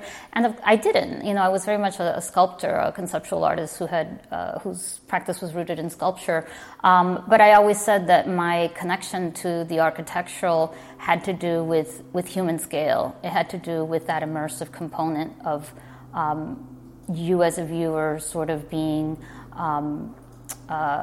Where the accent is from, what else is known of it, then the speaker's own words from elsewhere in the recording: Miami, Florida, United States; moved away as an adult; also born or lived in Virginia; now in New York, United States; my hometown